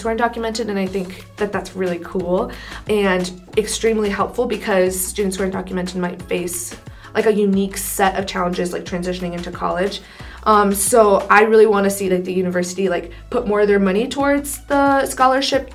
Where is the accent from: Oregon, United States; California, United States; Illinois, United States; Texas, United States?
Illinois, United States; Downers Grove; I grew up in suburbs outside of Chicago, so Downers Grove, Darien area